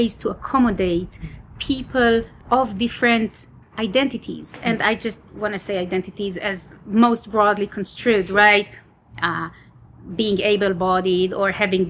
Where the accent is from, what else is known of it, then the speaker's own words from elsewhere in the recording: Israel; moved away as an adult; Israel, my home country.